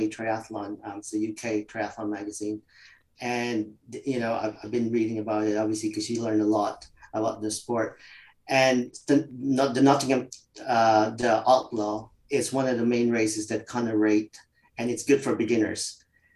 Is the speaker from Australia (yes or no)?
no; Winnipeg, Manitoba, Canada; born or raised there; moved away as an adult; also born or lived in Philippines; now in London, United Kingdom